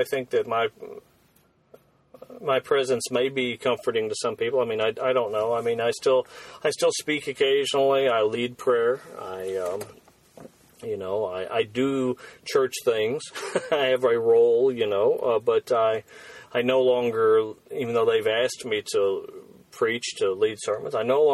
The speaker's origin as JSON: {"language": "English", "country": "United States", "said": "as an American"}